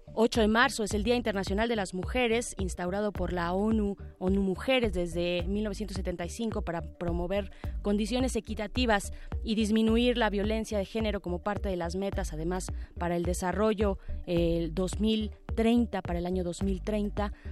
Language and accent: Spanish; Mexico